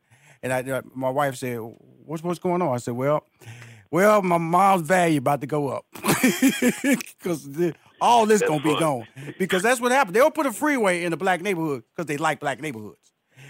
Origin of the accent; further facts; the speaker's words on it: Houston, Texas, United States; It was so funny because I'm from Houston, Texas. I'm from Fifth Ward. Fifth Ward is a black community.